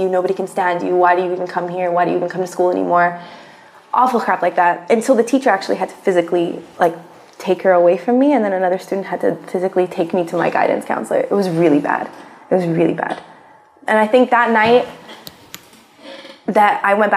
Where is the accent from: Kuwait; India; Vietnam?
Kuwait; also born or lived in United States; I spent the last 3 years of high school back here